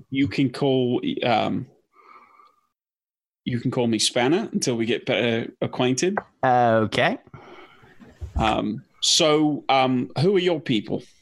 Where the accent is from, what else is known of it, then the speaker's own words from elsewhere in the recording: Shoreditch, London, United Kingdom; I'm I'm from Shoreditch in London.